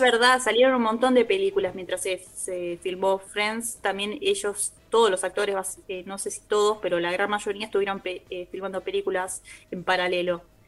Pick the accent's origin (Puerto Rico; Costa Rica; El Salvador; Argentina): Argentina; nosotros como argentinos